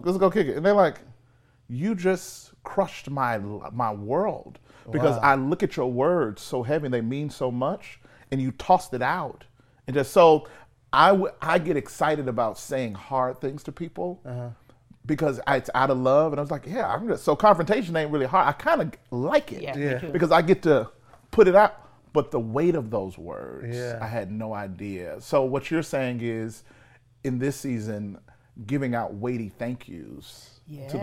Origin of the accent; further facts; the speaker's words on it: Mississippi, United States; I'm from Mississippi